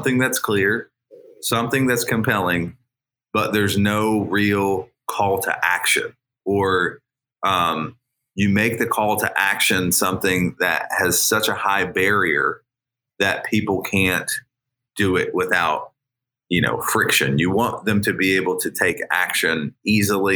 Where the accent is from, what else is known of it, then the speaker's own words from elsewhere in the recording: United States; I did grow up an hour out of Cincy